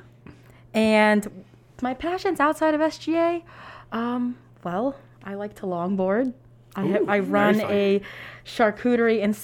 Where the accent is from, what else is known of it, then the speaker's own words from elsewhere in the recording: Romeoville, Illinois, United States; I am a junior nursing major with minors in population health and applied health sciences from Romeoville, Illinois.